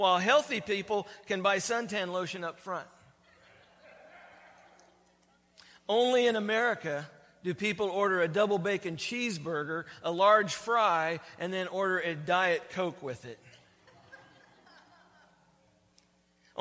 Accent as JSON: {"language": "English", "country": "United States", "tie": "born or raised there", "said": "born and raised in the United States"}